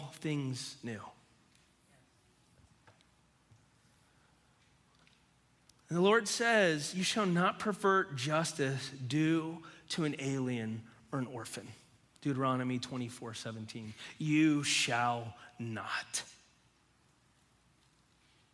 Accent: United States; I'm a Christian who's an American

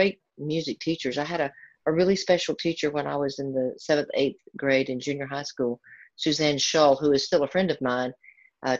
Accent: the American South, United States; From being a little girl growing up in Southern Baptist churches

